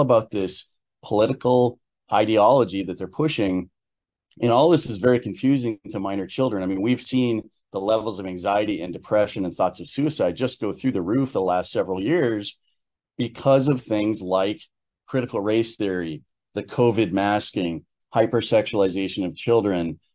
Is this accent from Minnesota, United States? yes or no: no; Hampden, Maine, United States; my hometown of Hamden, Maine